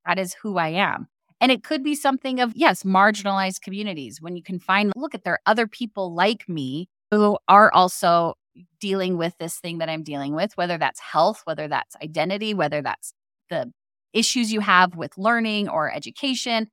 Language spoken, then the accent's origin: English; Arizona, United States; I grew up in Arizona